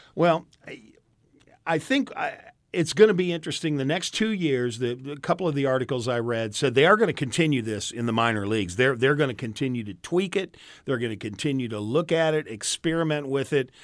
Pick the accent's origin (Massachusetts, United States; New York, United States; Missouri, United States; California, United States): Missouri, United States; St. Louis; I grew up around Saint Louis